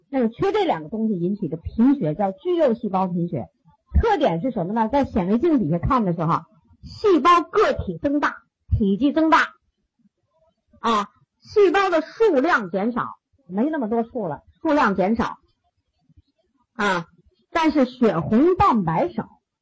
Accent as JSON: {"language": "Chinese", "country": "China", "said": "我们中国人"}